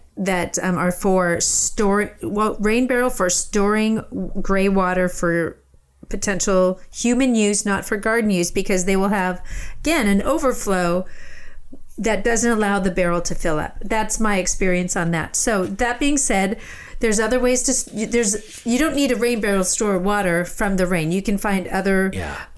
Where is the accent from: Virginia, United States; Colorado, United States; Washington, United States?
Colorado, United States; I grew up in Colorado